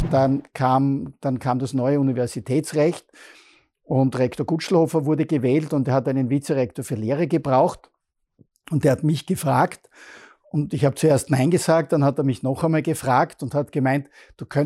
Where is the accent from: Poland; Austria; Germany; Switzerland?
Austria; Bruck an der Mur, Styria; Ich bin nicht Fußballer, ich komme aus Bruck an der Mur, ich habe Handball gespielt.